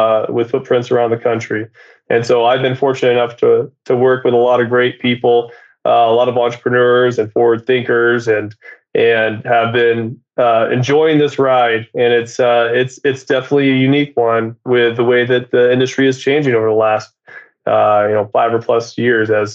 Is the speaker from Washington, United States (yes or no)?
yes; Seattle, Washington, United States; also born or lived in New York; I'm from Seattle, Washington